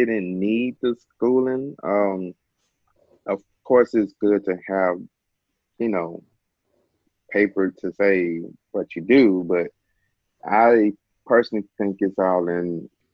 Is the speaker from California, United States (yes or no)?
no; Memphis, Tennessee, United States; I'm from Memphis, Tennessee, home of the barbecue and everything else